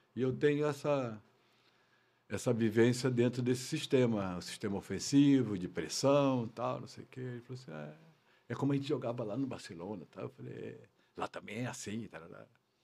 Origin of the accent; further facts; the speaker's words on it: Brazil; moved away as an adult; also born or lived in Portugal / France; Sou brasileiro, com muito orgulho